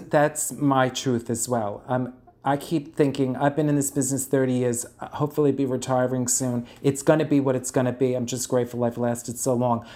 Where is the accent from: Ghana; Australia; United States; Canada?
United States; New York City, New York; accent: Bronx; my horrible Bronx accent